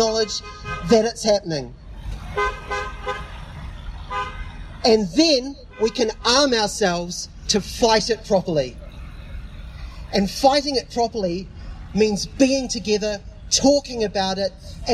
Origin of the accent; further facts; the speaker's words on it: Dunedin, Otago, New Zealand; I'm here from Otapoti, Dunedin